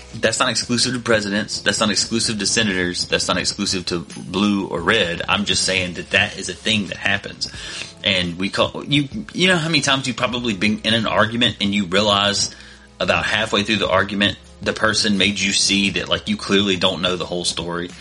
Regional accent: United States; me and most of us that are listening to this podcast were born and raised in America

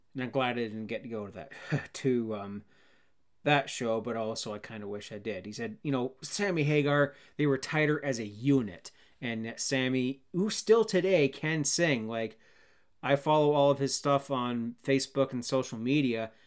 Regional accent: Cannington, Ontario, Canada; moved away; My hometown of Cannington, Ontario, Canada

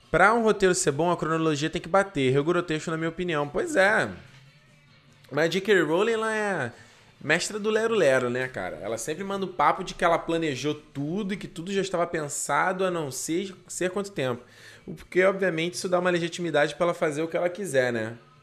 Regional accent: Rio de Janeiro, Brazil; eu sou do Rio de Janeiro

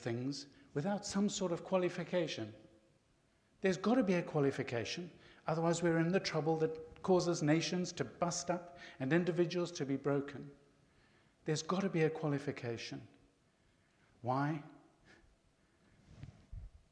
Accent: Zimbabwe; I was born and raised in Zimbabwe

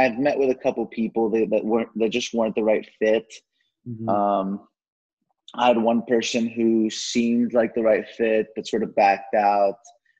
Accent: Mexico; I am from Mexico, and I'm working with people who come from similar backgrounds

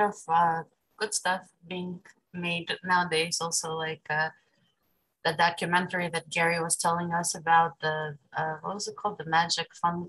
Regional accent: Ukraine; now in Brooklyn, United States; I was born in Ukraine.

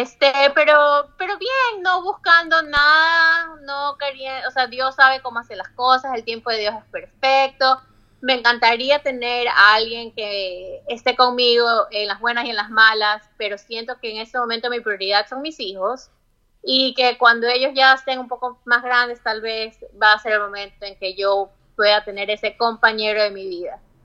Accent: Guayaquil, Guayas, Ecuador; moved away as an adult; also born or lived in Florida, United States; now in Virginia, United States; Yo cuando era chica y estaba en Ecuador, estaba en Guayaquil

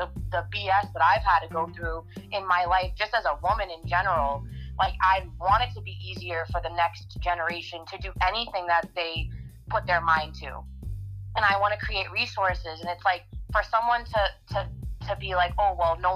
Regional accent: North Shore, Massachusetts, United States; I was raised in the North Shore. I mean, how much more in New England does it get than that?

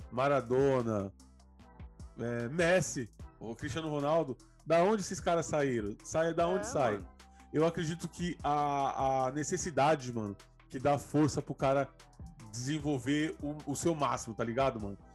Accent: São Paulo, Brazil; moved away as an adult; now in Praia Grande, Brazil; periferia é meu, a minha morada, mano. É onde eu cresci, né? Eu, eu moro até hoje. Né? Tô, por mais que eu moro, agora estou morando na Praia Grande, mas eu estou sempre na, na cidade de Tiradentes, São Paulo, né? Zona Leste.

